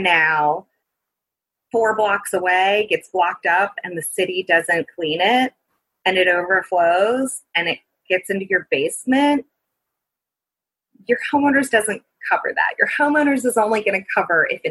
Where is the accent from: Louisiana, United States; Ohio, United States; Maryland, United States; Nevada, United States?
Louisiana, United States; New Orleans; I am from New Orleans and lived there during Hurricane Katrina